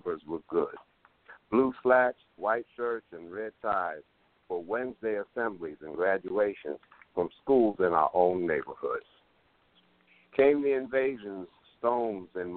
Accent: New York City, New York, United States; also born or lived in Harlem, New York; our family moved to the Bronx in 1960

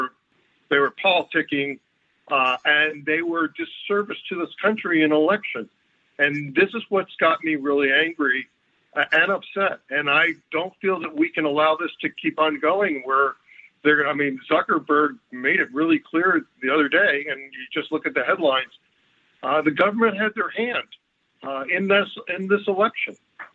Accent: United States; And as an American and this, I was wondering what my U.S. history would where that would take me.

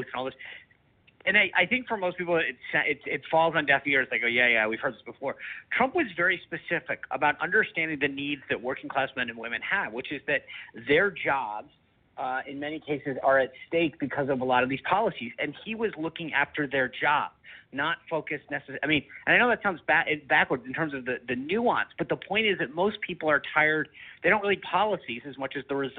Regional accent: Rhode Island, United States; I talk about growing up in Rhode Island

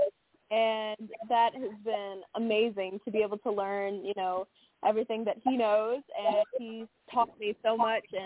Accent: Louisiana, United States; moved away as an adult; also born or lived in Branson, Missouri / Las Vegas; I started off doing country music in some small bars in my hometown

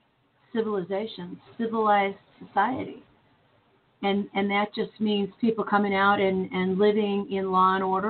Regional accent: Chicago, Illinois, United States; moved away as an adult; now in St. Louis, United States; I grew up in Chicago

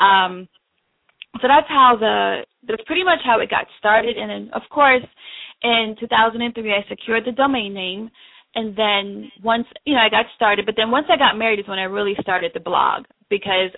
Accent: New York, United States; moved away as an adult; also born or lived in Jamaica; now in Washington, D.C., United States; I'm actually originally from Jamaica, and so I came here to live with my mom when I was 11, and so I spent most of my childhood in New York

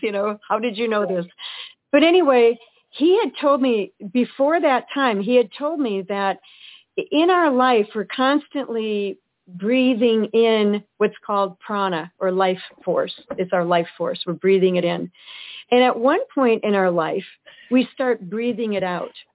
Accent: Eau Claire, Wisconsin, United States; We we grew up in Eau Claire, Wisconsin

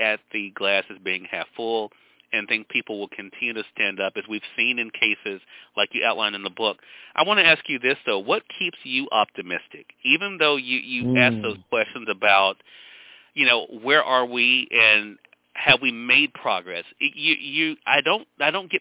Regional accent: Mississippi, United States; I'm from Mississippi. We're on the radio here in Mississippi now. I feel where I've spent most of my life, and I've lived in other places, but Mississippi is where I've spent the majority of my life

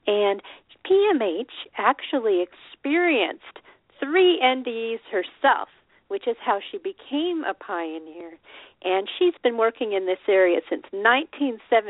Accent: Colorado, United States; now in Pacific Northwest, United States; I grew up in Colorado

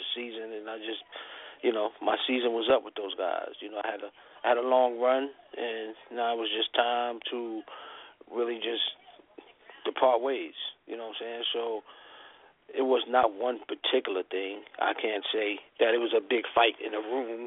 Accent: New York City, New York, United States; Jay, Russell, and everybody that I grew up with in Hollis

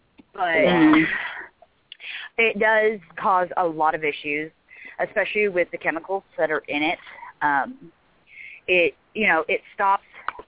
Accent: Southern California, United States; I grew up in Southern California.

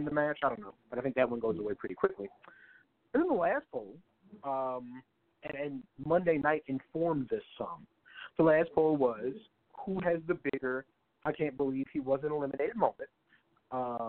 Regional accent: San Antonio, Texas, United States; I'm from San Antonio

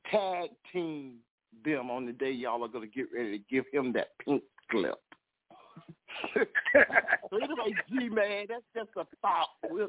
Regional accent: Texas, United States; I'm hearing from some of my fellow Texans right here in this area

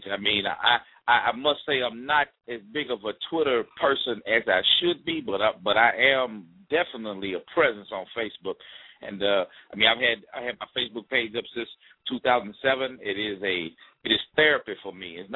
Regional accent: Mississippi, United States; I'm from Mississippi. And I'm from a small town in Mississippi.

